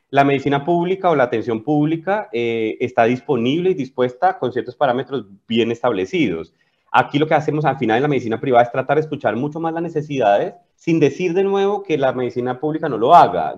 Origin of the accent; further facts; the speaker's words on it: Colombia; moved away as an adult; also born or lived in Spain; now in Chile; yo soy colombiano, como bien lo dices, llevo viviendo en Chile 12 años